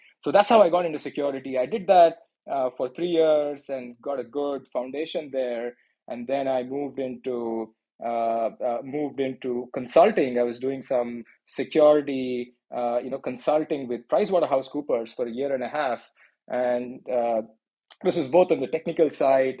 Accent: Mangalore, Karnataka, India; moved away as an adult; now in Silicon Valley, United States; I was born and raised in a small town, a coastal beach town called Mangalore, which is around 200 miles south of Bangalore

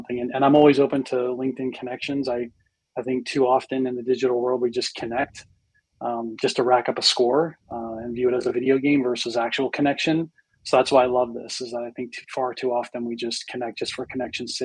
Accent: Dayton, Ohio, United States; also born or lived in Eastern Pennsylvania; I was born in Eastern Pennsylvania. I moved to Ohio as a kid. I grew up in central Ohio in a great town called Dayton, Ohio

